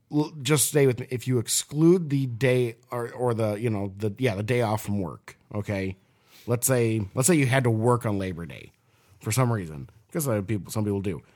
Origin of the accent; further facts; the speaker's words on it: Minnesota, United States; I was born in Minnesota